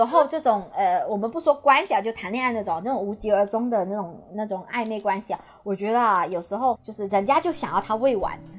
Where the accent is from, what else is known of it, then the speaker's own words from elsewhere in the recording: Guangdong, China; 你嫌我是潮汕的，这种出身不好的那种潮汕帝国来的人